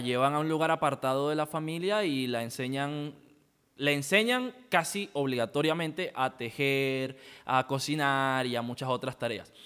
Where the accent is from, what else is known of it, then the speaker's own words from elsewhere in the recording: La Guajira, Colombia; yo vengo de La Guajira